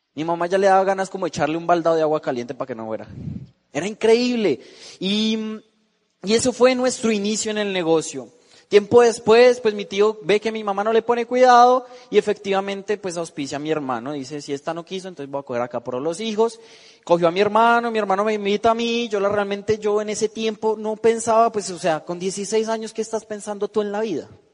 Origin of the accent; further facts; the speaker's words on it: Bogotá, Colombia; moved away; yo vengo de la ciudad de Bogotá, tengo 19 años